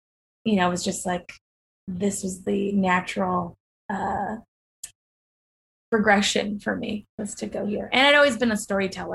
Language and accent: English; Boston, Massachusetts, United States; moved away; I am kind of from Boston